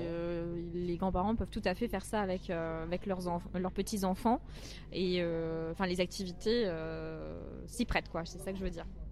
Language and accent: French; Metz, Grand Est, France; moved away; also born or lived in Paris / China; j'ai habité à Metz pendant très longtemps